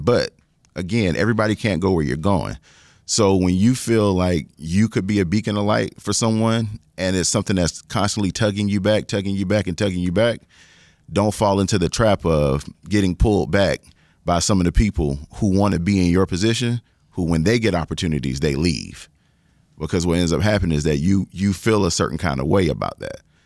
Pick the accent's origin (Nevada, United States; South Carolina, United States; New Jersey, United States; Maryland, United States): South Carolina, United States; forty minutes from Orangeburg; my hometown is like forty minutes down the street